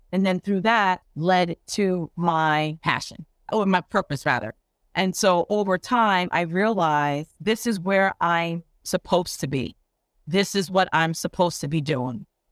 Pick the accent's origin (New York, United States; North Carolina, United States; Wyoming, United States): New York, United States; Long Island; I am from New York. I actually grew up and went to school on Long Island